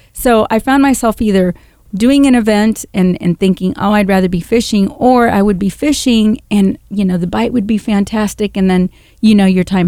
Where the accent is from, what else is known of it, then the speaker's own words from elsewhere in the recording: Panama; I'm from Panama. I was born and raised there